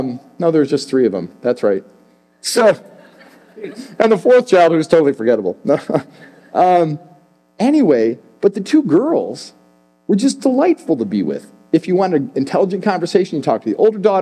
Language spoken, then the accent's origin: English; Chicago, Illinois, United States; I'm from Chicago